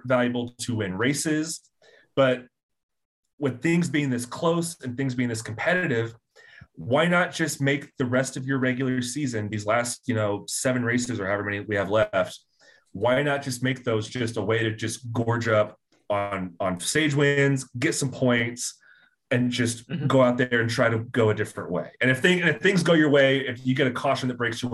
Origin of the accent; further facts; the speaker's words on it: Indiana, United States; I'm from Indiana